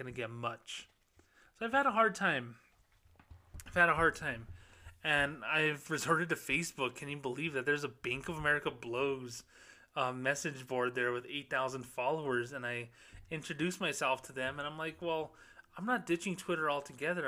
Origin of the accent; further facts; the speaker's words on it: Socorro, New Mexico, United States; moved away; my hometown of Socorro, New Mexico